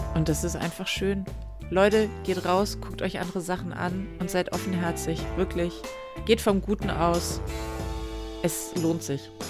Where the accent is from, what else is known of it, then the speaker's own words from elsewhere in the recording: Northern Germany, Germany; Ich bin Norddeutsche, sehr auch.